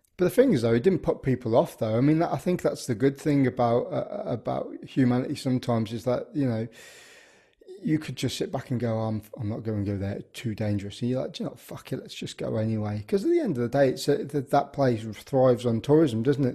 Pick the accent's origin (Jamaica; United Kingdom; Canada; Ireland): United Kingdom; the Midlands, England; I grew up in the Midlands